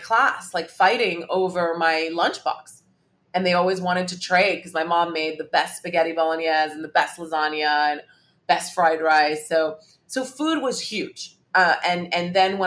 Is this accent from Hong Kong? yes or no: yes; Hong Kong; I grew up in Hong Kong, and so was exposed to Cantonese food